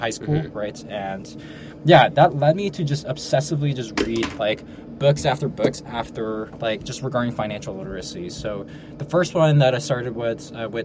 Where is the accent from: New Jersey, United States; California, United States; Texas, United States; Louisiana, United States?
New Jersey, United States; Ridgewood; I grew up in North Jersey, suburbs, Ridgewood, Bergen County